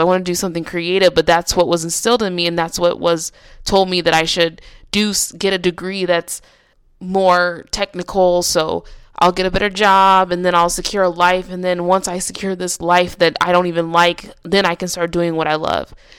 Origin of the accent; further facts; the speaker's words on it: Nebraska, United States; now in California, United States; I decided to move back to my hometown in Nebraska